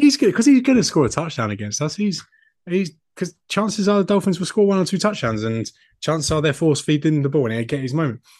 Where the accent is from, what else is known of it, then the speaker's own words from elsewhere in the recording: United Kingdom; I am a British man